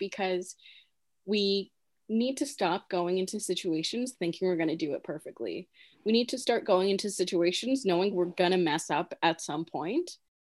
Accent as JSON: {"language": "English", "country": "Philippines", "said": "As Filipino people, we naturally abandon the idea of self."}